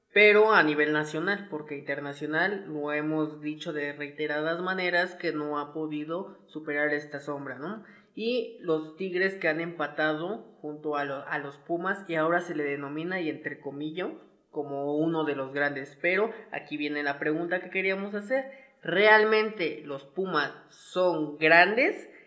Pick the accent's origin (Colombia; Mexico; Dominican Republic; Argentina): Mexico; yo como aficionado mexicano, como este patriota puro